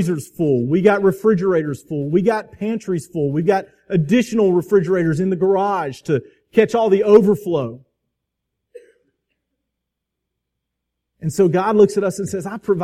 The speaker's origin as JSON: {"language": "English", "town": "Crestview", "region": "Florida", "country": "United States", "tie": "born or raised there", "said": "Twin Hills Park in my hometown of Crestview"}